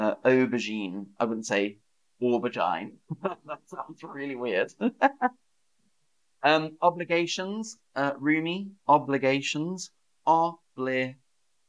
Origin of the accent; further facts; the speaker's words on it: the South of England, United Kingdom; accent: Southern English, a bit posh; a feature of my region of England, the South